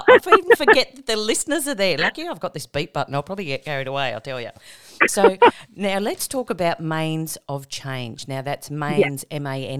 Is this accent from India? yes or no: no; Tamworth, New South Wales, Australia; now in Queensland, Australia; I grew up in Tamworth on a farm.